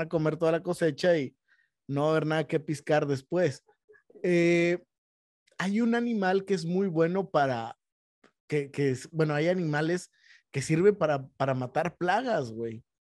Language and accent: Spanish; Mexico; nosotros como mexicanos